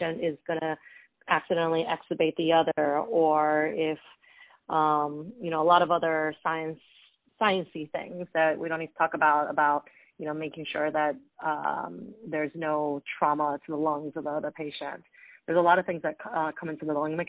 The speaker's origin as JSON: {"language": "English", "town": "Honolulu", "region": "Hawaii", "country": "United States", "moved": "yes", "lives_now": "New York, United States", "said": "I'm actually from Honolulu, Hawaii. Far away from home"}